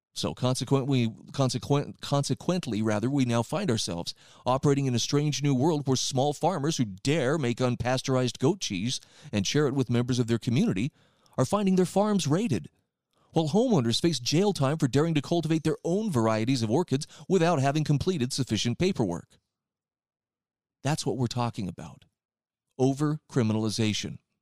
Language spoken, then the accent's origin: English; Utah, United States; where I live in, in my home state of Utah